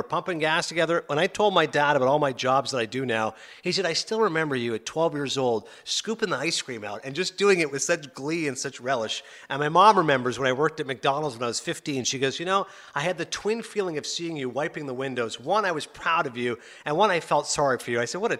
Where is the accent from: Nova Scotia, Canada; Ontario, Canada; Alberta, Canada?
Ontario, Canada; also born or lived in Toronto / Kingston / Morven; I was born in Toronto, which, as you know, is a major city. But then I grew up as a small kid. I was 6 years old. We moved to a small town called Kingston, which is about 100,000 population. 6 to 11, lived in a couple of different houses, and then moved to Morven, Ontario. Morven, population 500.